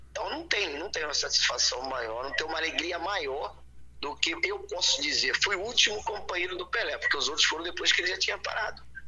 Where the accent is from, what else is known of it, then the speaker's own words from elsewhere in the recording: São João de Meriti, Rio de Janeiro, Brazil; eu nasci em Éden, São João de Meriti, cara uma cidadezinha, um município de São Luís Meriti, lá no Rio de Janeiro.